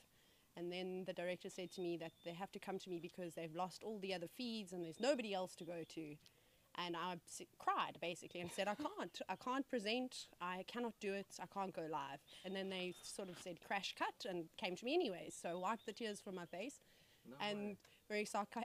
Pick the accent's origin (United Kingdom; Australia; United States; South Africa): South Africa; As a kid, as most South African safari fanatics